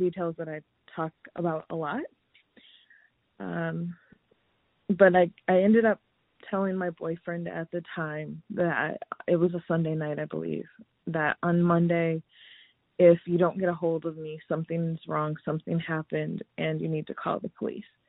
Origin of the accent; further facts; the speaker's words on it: Lansing, Michigan, United States; moved away as an adult; also born or lived in Los Angeles; now in Phoenix, United States; I am originally from Lansing, Michigan, so small town USA